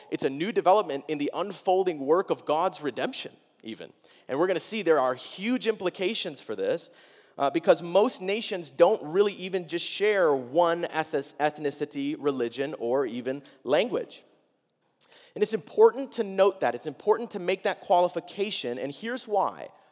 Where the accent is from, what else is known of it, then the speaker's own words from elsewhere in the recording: Wisconsin, United States; I'm fourteen. I'm from Wisconsin.